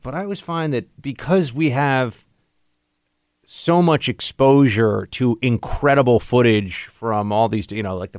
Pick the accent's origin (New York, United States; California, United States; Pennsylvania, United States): New York, United States; As a New Yorker